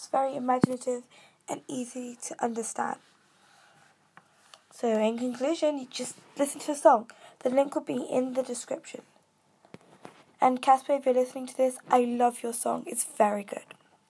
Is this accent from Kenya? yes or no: yes; Kenya; accent: British; Like, for mine, I'm from Kenya, yet I sound British.